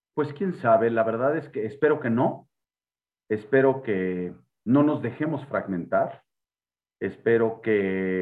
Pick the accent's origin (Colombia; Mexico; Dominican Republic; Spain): Mexico; como mexicanos